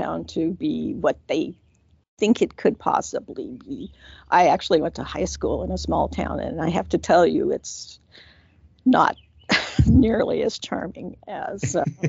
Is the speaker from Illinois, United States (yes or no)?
no; California, United States; moved away; I'm originally from California